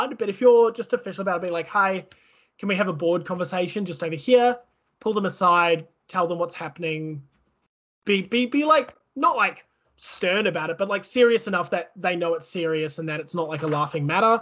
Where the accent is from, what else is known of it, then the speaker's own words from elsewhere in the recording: New Zealand; now in Australia; I am from New Zealand